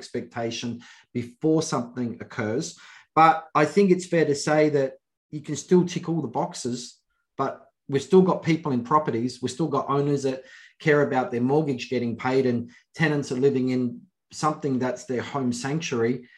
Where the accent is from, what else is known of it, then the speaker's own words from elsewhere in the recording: Adelaide, South Australia, Australia; I'm in Adelaide. I'm from Adelaide, South Australia. We don't know what rugby is here.